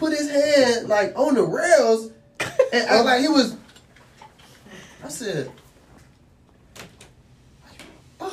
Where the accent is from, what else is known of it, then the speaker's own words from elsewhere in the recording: Miami, Florida, United States; I'm from the 40s. I'm from Liberty City